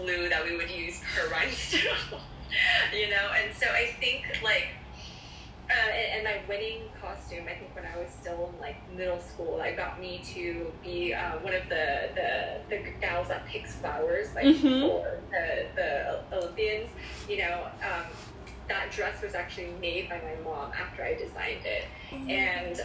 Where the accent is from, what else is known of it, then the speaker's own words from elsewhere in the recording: Culver City, California, United States; also born or lived in Palos Verdes; Born and raised in Los Angeles, Culver City to be exact, and I have been here ever since.